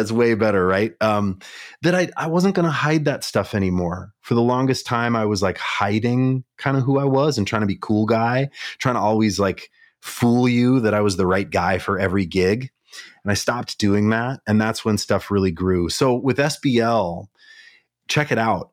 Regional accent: Kalispell, Montana, United States; now in Minneapolis, United States; I grew up in Montana, mm-hmm. small town in Montana called Kalispell

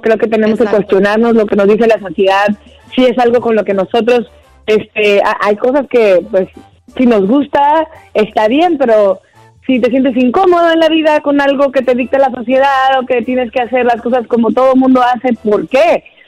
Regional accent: Mexico; moved away as an adult; now in United States; es mi primera lengua y es este, digamos que yo empecé la carrera en México a los 17 años

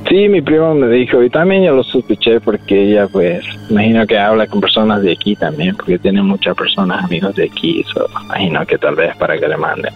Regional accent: Honduras; moved away; somos hondureños, de misma cultura

